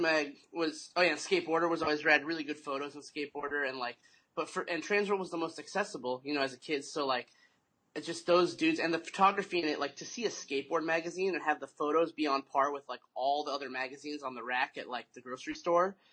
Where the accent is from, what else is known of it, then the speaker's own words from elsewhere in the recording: Mesa, Arizona, United States; also born or lived in Tempe, Arizona; Arizona, born and raised in Mesa